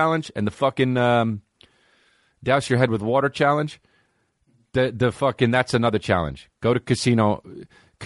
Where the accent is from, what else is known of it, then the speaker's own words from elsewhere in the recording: New Jersey, United States; That's my home state, New Jersey